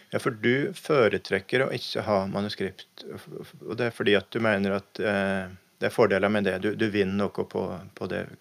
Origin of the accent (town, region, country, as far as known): Norway